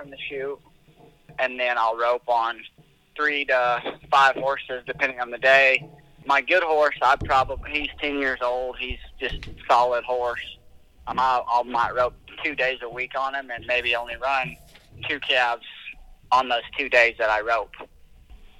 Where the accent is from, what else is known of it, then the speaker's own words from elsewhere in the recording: Albia, Iowa, United States; I'm from Albia, Iowa, about 60 miles from where Cammy used to live.